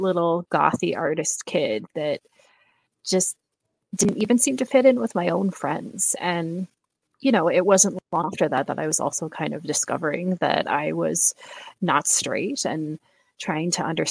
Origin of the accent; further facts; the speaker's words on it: Seattle, Washington, United States; I'm from Seattle, Washington